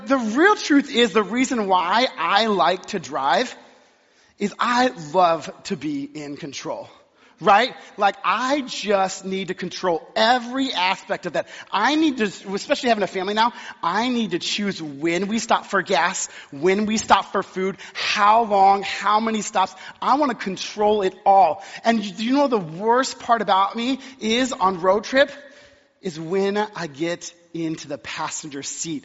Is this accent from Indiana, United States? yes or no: no; Texas, United States; moved away; I was born and raised in Texas